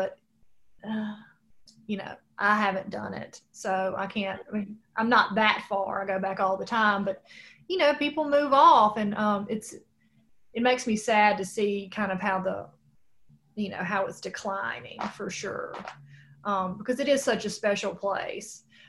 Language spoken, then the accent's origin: English; Rolling Fork, Mississippi, United States; moved away as an adult; now in Jackson, United States; I'm from the Delta. My whole family still lives in the Delta. And I think about just how Rolling Fork was where I'm from, you know, when I lived there, which was not terribly long ago